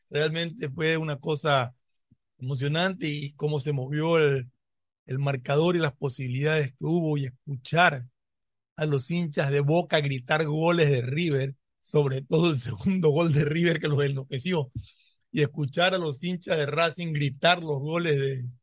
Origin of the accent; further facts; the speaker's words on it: Manta, Manabí, Ecuador; Así que saludos a, a mi bella Manta, mi ciudad natal